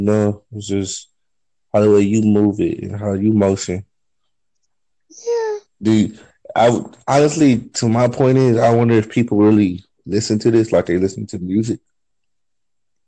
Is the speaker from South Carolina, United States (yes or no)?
no; San Bernardino, California, United States; now in Arizona, United States; I'm from San Bernardino, California, but I reside in Arizona